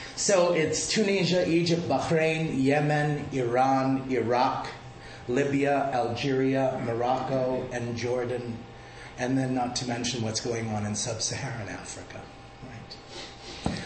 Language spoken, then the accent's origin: English; Malta; now in United States; I was um, born on the island of Malta, and we speak a dialect of Arabic, so I identify as Arab American